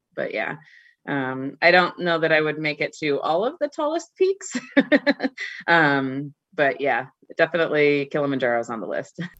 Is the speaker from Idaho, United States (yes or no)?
yes; North Idaho, United States; now in Seattle, United States; I get back to my hometown um, regularly. So um, there's not a ton of caches in North Idaho